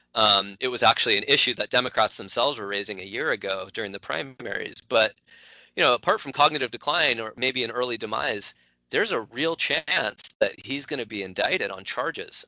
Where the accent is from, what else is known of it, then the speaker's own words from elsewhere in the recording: California, United States; the state of California, my home state.